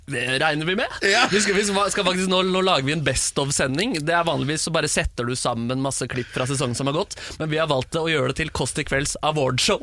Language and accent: Norwegian; Oslo, Norway; jeg er oppvokst på, på Bjørndal øst, og så flytta vi